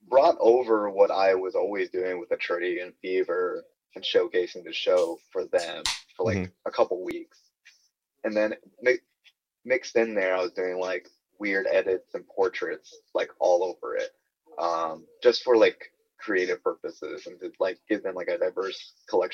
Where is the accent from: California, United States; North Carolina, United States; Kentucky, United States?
Kentucky, United States; I'm from Kentucky